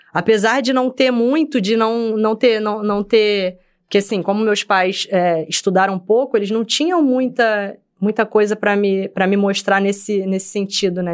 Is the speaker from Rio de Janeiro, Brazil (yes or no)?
yes; Rio de Janeiro, Brazil; also born or lived in Bangu; Eu, eu nasci em Bangu, fui criada em Senador Camará